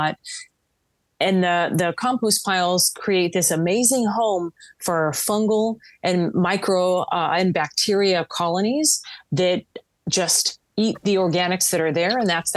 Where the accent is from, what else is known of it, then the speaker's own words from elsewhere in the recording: Southern California, United States; I grew up in Southern California